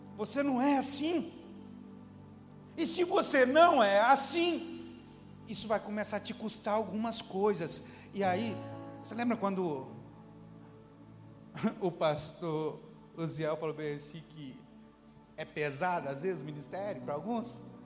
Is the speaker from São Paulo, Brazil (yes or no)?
no; Capixaba, Campo Grande / Guarapari, Espírito Santo, Brazil; now in Belo Horizonte, Brazil; sou capixaba, de Guarapari. Quer dizer, de Campo Grande, mas morei em Guarapari